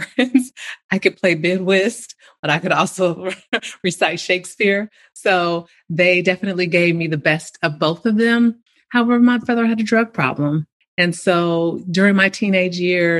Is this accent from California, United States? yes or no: yes; Bay Area, California, United States; I remember growing up in the Bay Area during 70s